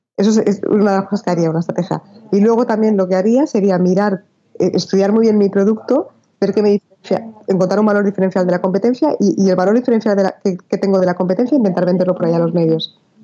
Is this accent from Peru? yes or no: no; Spain; yo soy española